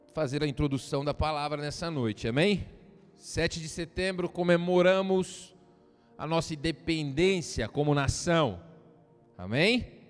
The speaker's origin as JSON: {"language": "Portuguese", "country": "Brazil", "said": "nós brasileiros"}